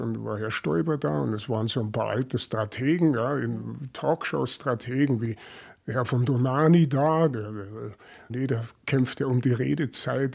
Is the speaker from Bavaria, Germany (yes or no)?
yes; Großköllnbach, Bavaria, Germany; also born or lived in Munich; in Niederbayern, Großkölnbach, 1200 Einwohner, jeder kannte jeden, jeder kannte meinen Opa